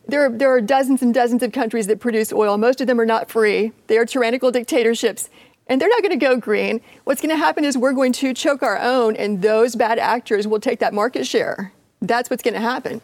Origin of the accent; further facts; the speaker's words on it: Appalachia, United States; I'm from Appalachia